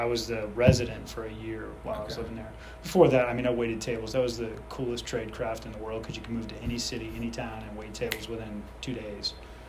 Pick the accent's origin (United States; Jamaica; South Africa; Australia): United States; Fairfax County, Virginia; also born or lived in Colorado; I grew up in the metropolis of Fairfax County, which was a nightmare for traffic. And I moved out of there when I was 18 years old